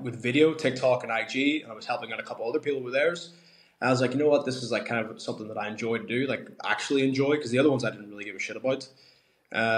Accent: Ireland; growing up in Ireland, all the sports are tough

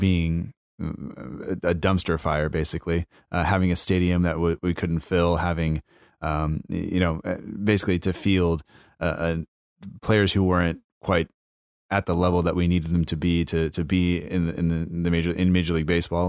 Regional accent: United States; as an American fan

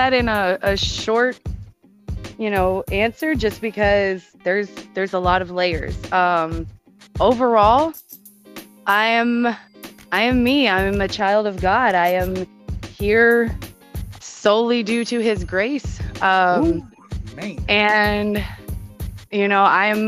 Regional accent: Houston, Texas, United States; moved away; that's where I'm from

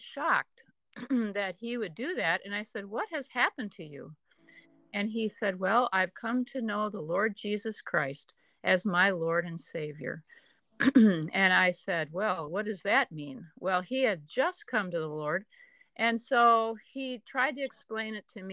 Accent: Deerfield, Illinois, United States; I was raised in Deerfield, where Jim went to seminary

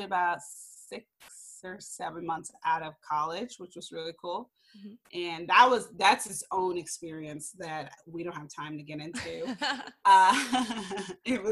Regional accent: Bay Area, California, United States; moved away as an adult; now in Los Angeles, United States; I grew up in the Bay Area

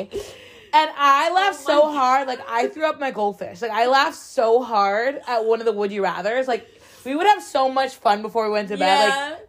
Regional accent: New Jersey, United States; I am from New Jersey.

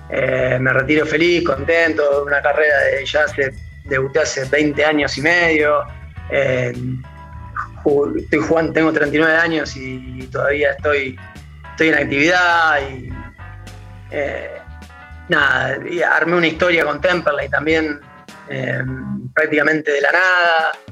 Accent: Temperley, Buenos Aires Province, Argentina; porque te voy a repetir … de Temperley y lo que haga, eh, nada, suena así chiquito.

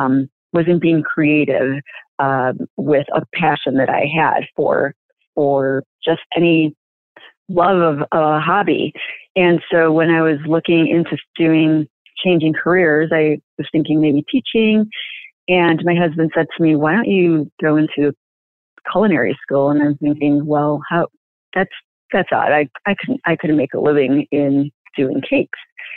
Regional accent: Chicago, Illinois, United States; also born or lived in Cicero, Illinois; now in Stickney, United States; I'm originally from Chicago and moved into Cicero when I was in latter part of my grade school, and then went to Morton East in Cicero, and then moved back into the city for college.

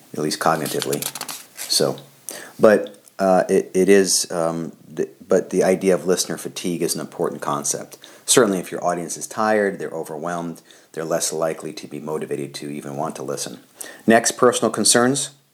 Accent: Missouri, United States; I'm from Missouri, the show me state

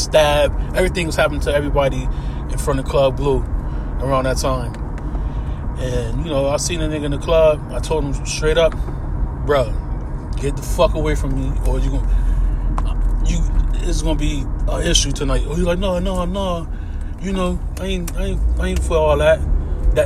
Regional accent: Hartford, Connecticut, United States; out here where I'm from, Connecticut. I'm from Hartford, Connecticut

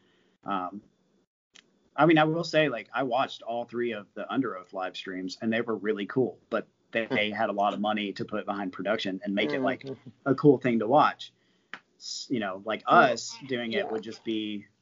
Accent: Nashville, Tennessee, United States; growing up in Nashville

